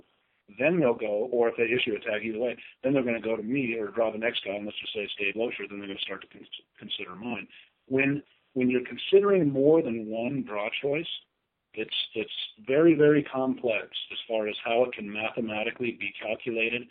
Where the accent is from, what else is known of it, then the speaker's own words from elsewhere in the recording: Arizona, United States; moved away; I consider Arizona still my home state.